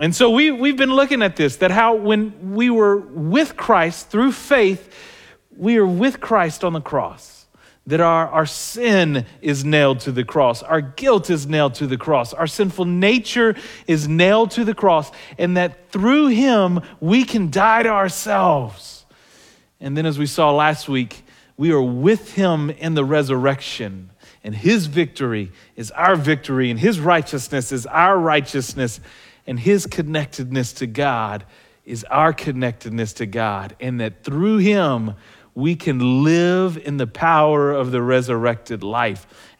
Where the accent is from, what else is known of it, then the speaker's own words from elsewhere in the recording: Southern United States, United States; And I grew up in the South, and as the old Southern preacher would say